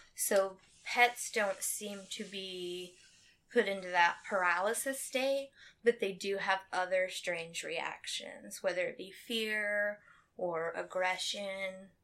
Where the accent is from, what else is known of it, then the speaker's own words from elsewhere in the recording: Anderson, United States; I'm from Anderson. I've lived here most of my life